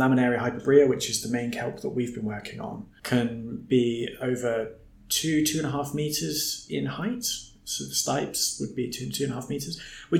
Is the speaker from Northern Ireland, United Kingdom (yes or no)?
no; Plymouth, South West England, United Kingdom; I'm from Plymouth originally and spent my teenage years snorkeling around the south coast of Devon